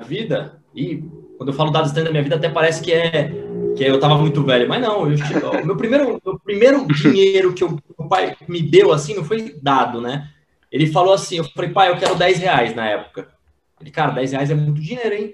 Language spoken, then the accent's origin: Portuguese; Praia Grande, São Paulo, Brazil; Eu sou nascido e criado na Praia Grande, litoral paulista